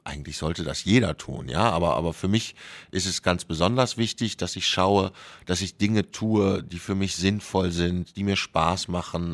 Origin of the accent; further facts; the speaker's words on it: Germany; bei uns in Deutschland